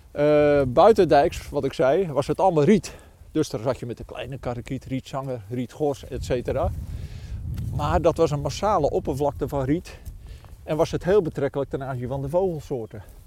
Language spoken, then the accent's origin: Dutch; Goudswaard, South Holland, Netherlands; woonachtig, eigenlijk geboren en getogen in Goudswaard